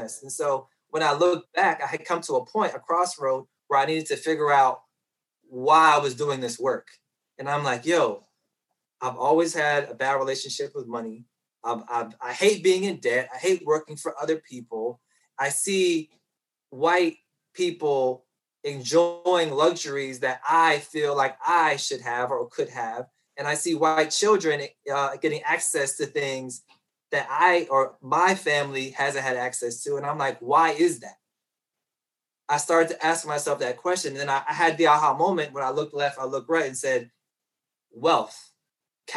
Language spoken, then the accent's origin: English; Petersburg, Virginia, United States; a young Black boy growing up in Petersburg, Virginia